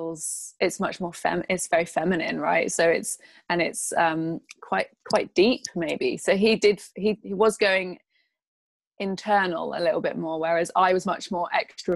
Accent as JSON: {"language": "English", "region": "England", "country": "United Kingdom", "said": "I'm from England"}